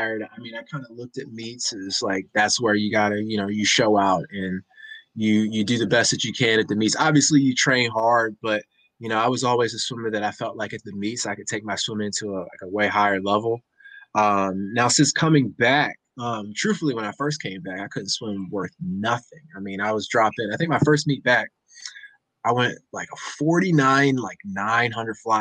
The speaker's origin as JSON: {"language": "English", "town": "Baltimore", "region": "Maryland", "country": "United States", "tie": "born or raised there", "said": "I grew up in Baltimore, Maryland"}